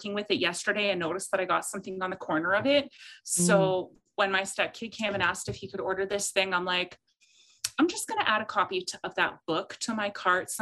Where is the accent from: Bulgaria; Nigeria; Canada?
Canada; Saskatchewan; now in Edmonton, Canada; living in Saskatchewan and being out on a farm